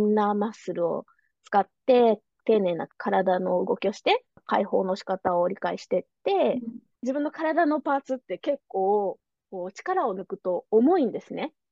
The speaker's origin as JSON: {"language": "Japanese", "region": "Nara", "country": "Japan", "tie": "born or raised there", "also_born_or_lived": "Hyogo / Kyoto", "moved": "as an adult", "lives_now": "Orange County, United States", "said": "私の出身は奈良ですが"}